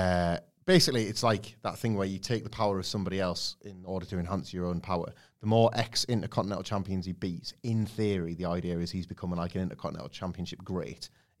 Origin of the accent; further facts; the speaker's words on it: Preston, North West England, United Kingdom; Even though I'm from Preston